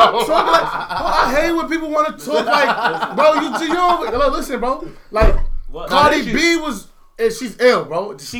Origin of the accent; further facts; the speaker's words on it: New York, United States; Nigga, I'm blood. I'm from New York.